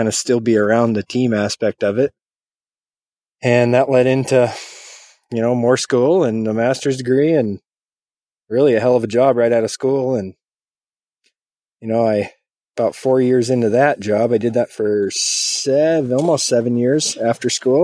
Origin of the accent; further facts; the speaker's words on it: Montana, United States; also born or lived in Jamestown, North Dakota / Billings, Montana; I was born in Montana. Grew up here through my early childhood, probably until I was 12, and then I moved to Central North Dakota, Jamestown, cool little town.